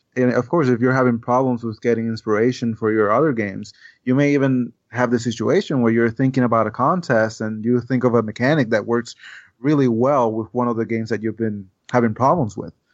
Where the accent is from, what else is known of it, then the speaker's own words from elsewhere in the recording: Puerto Rico; English is a second language; growing in Puerto Rico, I, I, you know, Spanish is the main language there. And I learned English by the time I was nine